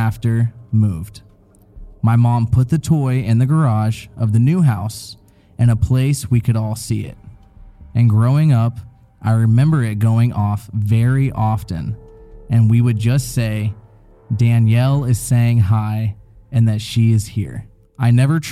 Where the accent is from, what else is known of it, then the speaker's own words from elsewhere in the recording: Tennessee, United States; I was born in Tennessee, so I have a little accent sometimes